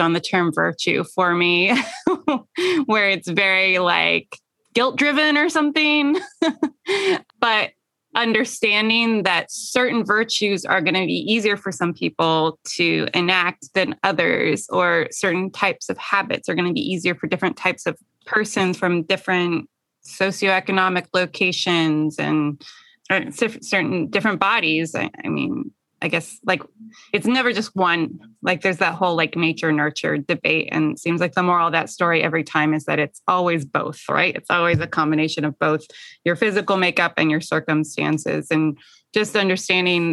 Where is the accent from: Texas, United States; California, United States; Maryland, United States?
California, United States; moved away; I'm from California